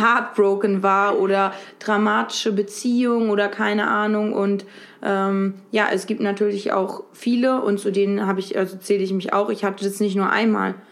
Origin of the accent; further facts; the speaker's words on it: Lübeck, Schleswig-Holstein, Germany; moved away as an adult; now in Berlin, Germany; ich bin in Lübeck an der Ostsee geboren und aufgewachsen